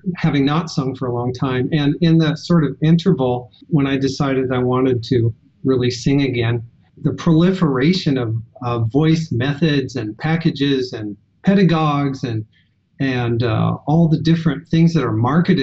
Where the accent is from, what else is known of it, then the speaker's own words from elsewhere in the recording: Western Iowa, United States; I grew up in Western Iowa in a rural school district.